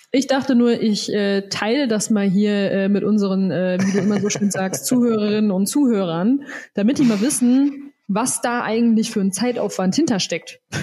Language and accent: German; Soest, North Rhine-Westphalia, Germany; now in Bavaria, Germany; in meiner Heimat in Soest